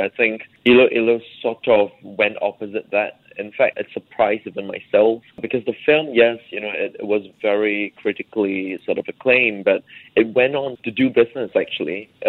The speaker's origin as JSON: {"language": "English", "country": "Singapore", "tie": "born or raised there", "said": "middle-class issues, the financial crisis, growing up in Singapore, you know, migration, and all these things, education."}